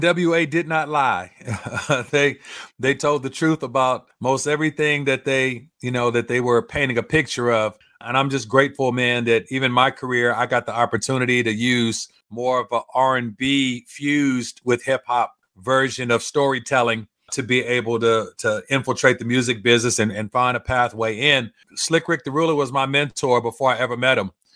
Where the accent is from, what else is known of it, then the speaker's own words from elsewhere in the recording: Los Angeles, California, United States; growing up in South Central L